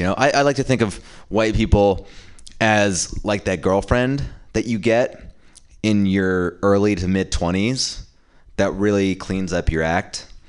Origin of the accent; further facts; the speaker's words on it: India; And as an Indian man, it's tough because we are squarely in the middle of black people and white people.